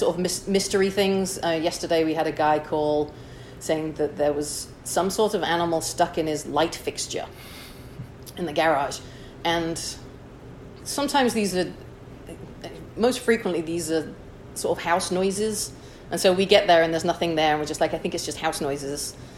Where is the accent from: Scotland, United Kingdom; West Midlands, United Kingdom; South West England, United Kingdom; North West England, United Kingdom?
North West England, United Kingdom; Chester; moved away as an adult; also born or lived in Wichita, Kansas; now in San Francisco, United States; I'm originally from Chester, England.